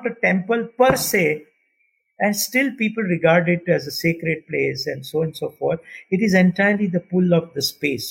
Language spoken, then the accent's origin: English; India; as an Indian, I don't think culturally we have changed so much